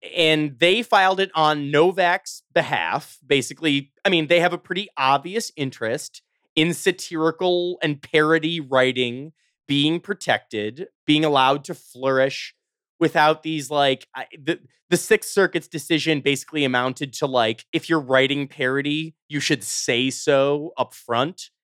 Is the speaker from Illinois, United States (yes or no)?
yes; Chicago, Illinois, United States; I'm from the suburbs of Chicago